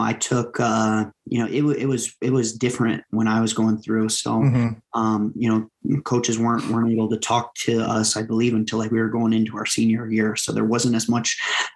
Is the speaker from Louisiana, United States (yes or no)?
no; Waverly, Iowa, United States; moved away as an adult; now in South Dakota, United States; I was from Waverly